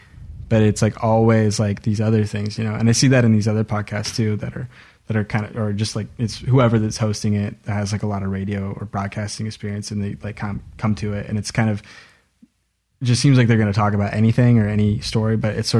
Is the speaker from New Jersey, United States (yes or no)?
no; Oregon, United States; we're from Oregon